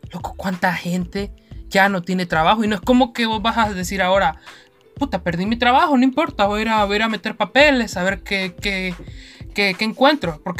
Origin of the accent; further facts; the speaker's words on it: Honduras; uno siendo hondureño